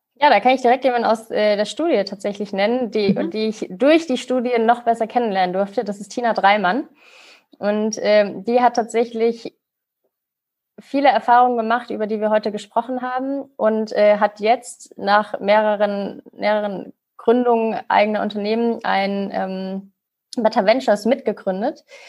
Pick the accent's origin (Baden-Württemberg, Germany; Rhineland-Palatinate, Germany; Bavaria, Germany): Rhineland-Palatinate, Germany; Mainz; Ich komme gewürdig aus Mainz